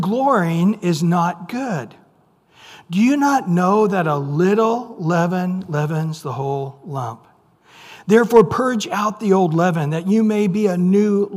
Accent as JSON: {"language": "English", "area": "San Joaquin Valley", "region": "California", "country": "United States", "tie": "born or raised there", "said": "I grew up in the San Juan Key Valley"}